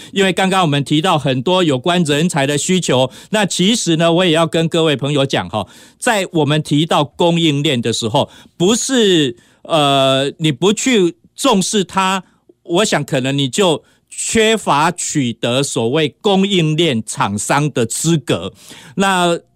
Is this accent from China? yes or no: no; Taiwan; 我们台湾话